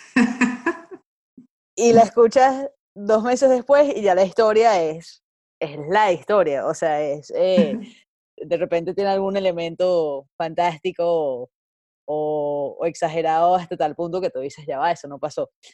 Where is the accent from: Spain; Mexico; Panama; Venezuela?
Venezuela; moved away